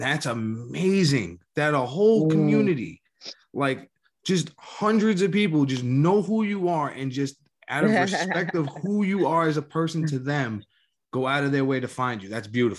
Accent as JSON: {"language": "English", "region": "New York", "country": "United States", "tie": "born or raised there", "said": "damn, growing up in New York, so goddamn weird."}